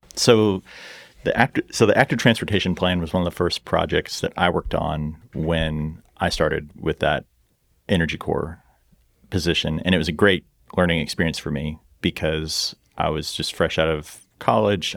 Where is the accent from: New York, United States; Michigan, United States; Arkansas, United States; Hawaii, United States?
Arkansas, United States; Fayetteville; I'm also a, a father and a Fayetteville native